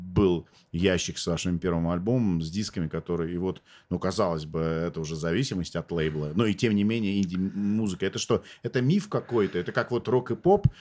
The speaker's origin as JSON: {"language": "Russian", "country": "Armenia", "said": "мы, армяне, тут, в общем-то, всю свою сознательную жизнь воюем"}